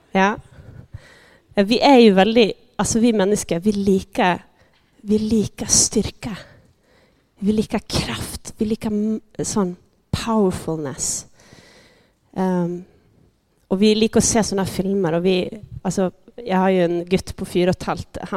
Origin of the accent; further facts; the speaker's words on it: Sweden; now in Norway; Eh, jag kommer från Sverige. Jag snackar lite sån blandning. Så om eh, du, du, du sitter och lurar på vad är för dialekt, vad jag kommer ifrån, ja, så vet du det. Eh, jag har bott här i tio år.